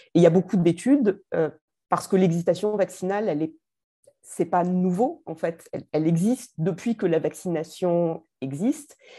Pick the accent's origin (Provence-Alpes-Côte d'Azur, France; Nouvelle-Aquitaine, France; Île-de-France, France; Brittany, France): Provence-Alpes-Côte d'Azur, France; Marseille; en tant que Marseillaise